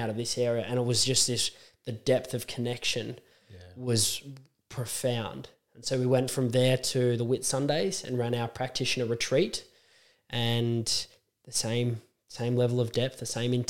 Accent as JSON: {"language": "English", "country": "Australia", "said": "me as an Aussie"}